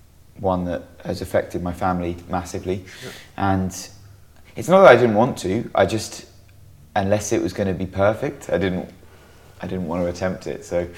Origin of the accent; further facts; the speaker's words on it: New Jersey, United States; I went back to the beach town that we used to go to as kids, growing up in New Jersey